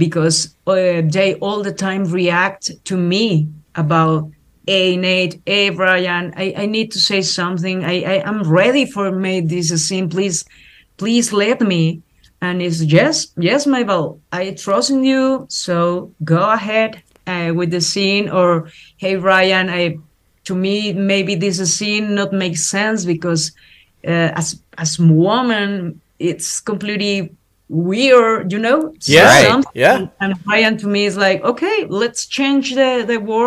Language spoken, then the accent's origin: English; Mexico; English is a second language; as woman, as Mexican, as Latin American woman